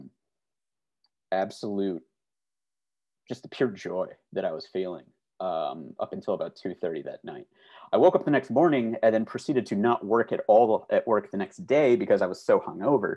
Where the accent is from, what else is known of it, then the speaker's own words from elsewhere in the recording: Glen Ellyn, Illinois, United States; I grew up about 25 minutes due west of Chicago proper in a town called Glen Ellen, Illinois